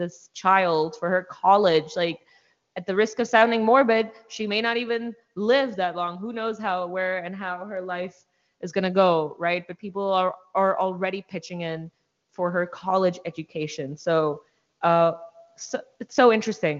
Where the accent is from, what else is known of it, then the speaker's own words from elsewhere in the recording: India; now in United States; I'm from India